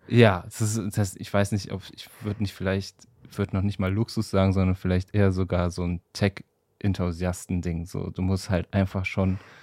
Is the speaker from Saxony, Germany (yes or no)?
no; Wuppertal, North Rhine-Westphalia, Germany; ich komme ja aus Wuppertal.